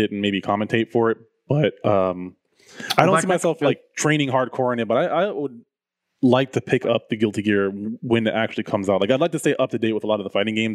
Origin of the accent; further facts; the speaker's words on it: Jamaica; I'm Jamaican